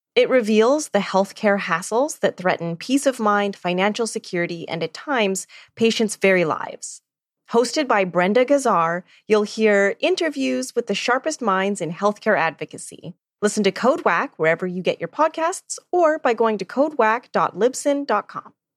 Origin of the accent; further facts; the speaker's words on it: Edmonton, Alberta, Canada; I grew up in Edmonton